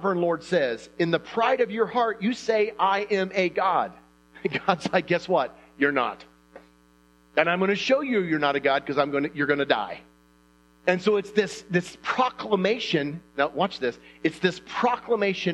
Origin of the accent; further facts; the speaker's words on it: Indiana, United States; I'm from Indiana